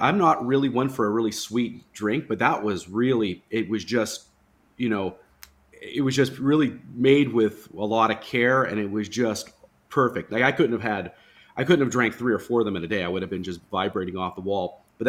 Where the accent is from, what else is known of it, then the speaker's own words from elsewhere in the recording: Canada; I grew up in Canada, so I had a lot of clients there.